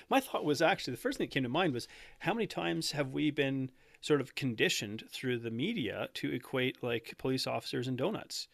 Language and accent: English; Canada; I'm, uh, born and raised in Canada